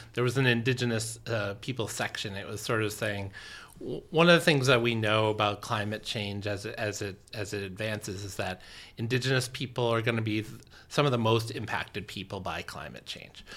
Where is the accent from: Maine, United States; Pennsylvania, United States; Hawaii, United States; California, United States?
Maine, United States; Orono; I grew up here in Orono